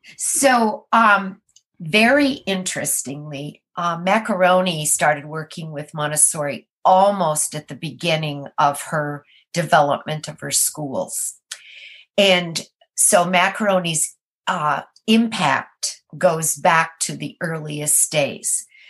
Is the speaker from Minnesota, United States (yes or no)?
yes; Minnesota, United States; now in Maryland, United States; I am from Minnesota